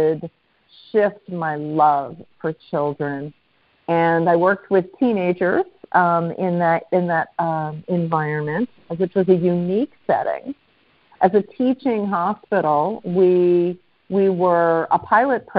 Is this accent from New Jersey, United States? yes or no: yes; Cherry Hill, New Jersey, United States; also born or lived in Philadelphia; I was born in a hospital in Philadelphia and grew up in South Jersey, just east of Philadelphia in the community of Cherry Hill